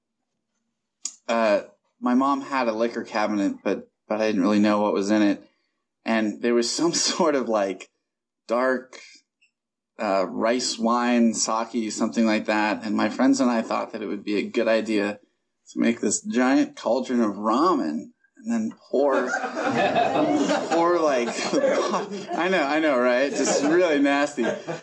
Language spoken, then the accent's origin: English; Columbus, Ohio, United States; I was born and raised in Columbus, Ohio